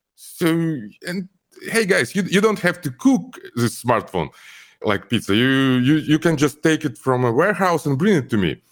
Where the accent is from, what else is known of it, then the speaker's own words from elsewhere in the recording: Almaty, Kazakhstan; English is a second language; moved away as an adult; also born or lived in Ukraine; now in Los Angeles, United States; my home country is Kazakhstan, and home city Al-, is Almaty. Uh, I grew up there.